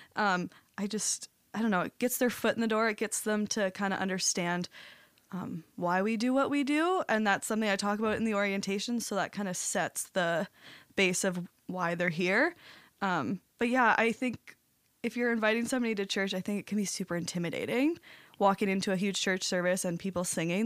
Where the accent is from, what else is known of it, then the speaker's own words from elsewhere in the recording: St. Thomas, Ontario, Canada; moved away as an adult; now in St. Catharines, Canada; I'm from Saint Thomas and just moved here just over two months ago.